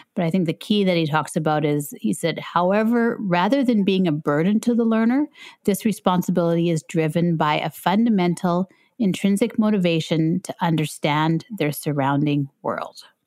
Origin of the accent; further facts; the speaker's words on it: Canada; I'm from Canada